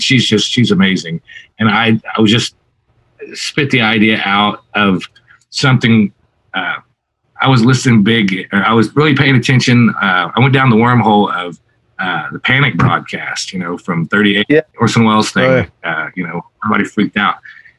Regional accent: Southwest, United States; I have a weird tornado obsession growing up in the Southwest, you know, where there's tornado warnings more than there's, you know, sunshine usually.

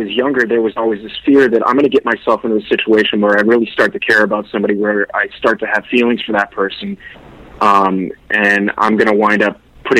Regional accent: Miami, Florida, United States; Jen, I know you came from Miami. I came from Miami.

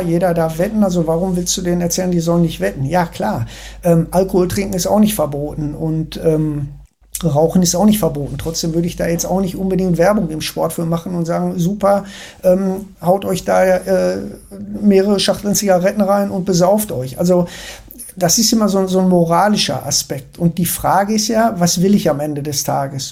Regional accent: Ruhr area, North Rhine-Westphalia, Germany; ich komme ja aus dem Ruhrgebiet

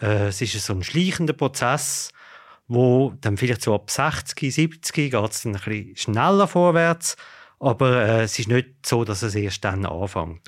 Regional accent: Switzerland; bei uns in der Schweiz

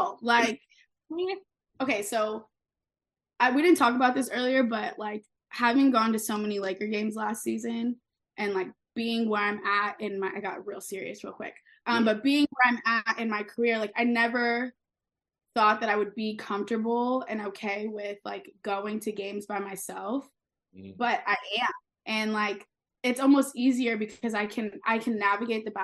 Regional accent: Orange County, California, United States; also born or lived in Long Beach, California; I was born in Long Beach. I grew up in Orange County

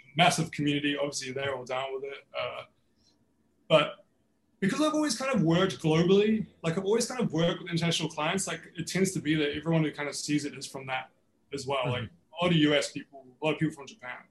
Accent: New Zealand; now in Melbourne, Australia; growing up in New Zealand was was exactly that. Like everybody played rugby

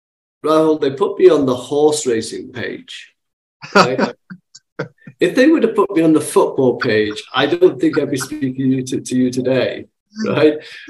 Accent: Manchester, North West England, United Kingdom; So I'm originally from Manchester in England, and that's where I was born and brought up.

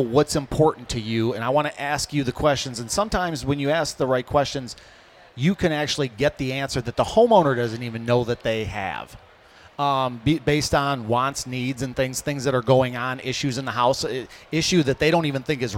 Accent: Hamtramck, Michigan, United States; my house growing up in Hamtramck

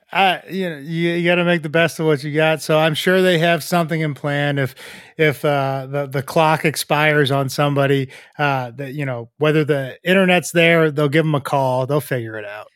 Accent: half an hour outside Boston, Massachusetts, United States; I'm from Boston or I'm from, from Massachusetts, you know, just a half hour outside of Boston

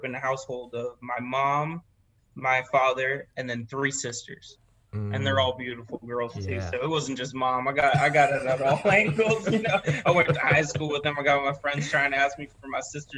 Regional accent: Miami, Florida, United States; I grew up in Miami and I never really spoke much Spanish

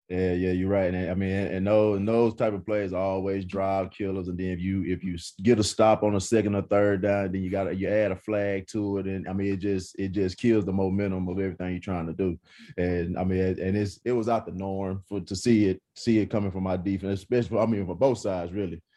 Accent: East Texas, United States; I'm from East Texas

